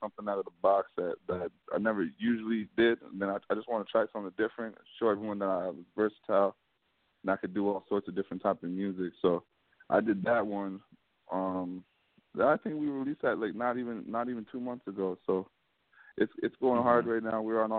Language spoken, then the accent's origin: English; Hamilton, Ontario, Canada; Hamilton, Canada. Okay. So it's like a neighboring city to Toronto. We're like right close by.